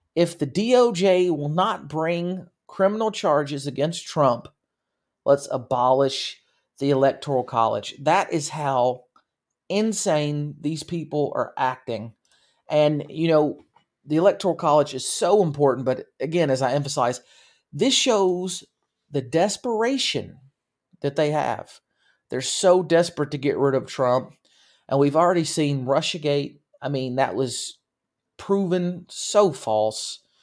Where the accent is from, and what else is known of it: United States